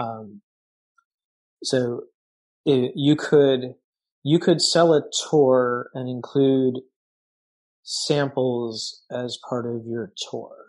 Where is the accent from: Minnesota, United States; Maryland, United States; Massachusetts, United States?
Massachusetts, United States; moved away; also born or lived in upstate New York; I grew up in Massachusetts and I lived for a while in, in upstate New York